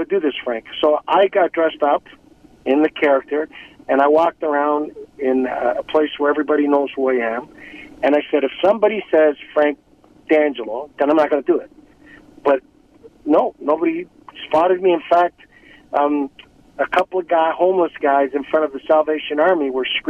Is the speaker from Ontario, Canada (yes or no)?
yes; Toronto, Ontario, Canada; I grew up in Toronto